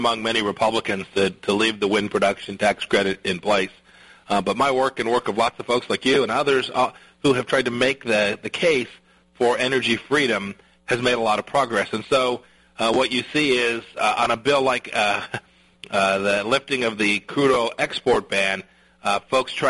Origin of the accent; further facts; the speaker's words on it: Kansas, United States; Our Kansas legislature